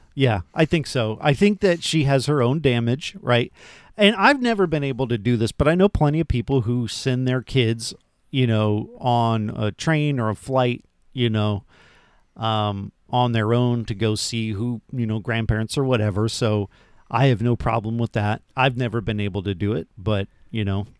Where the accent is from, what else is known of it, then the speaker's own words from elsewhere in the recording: Florida, United States; I'm from Florida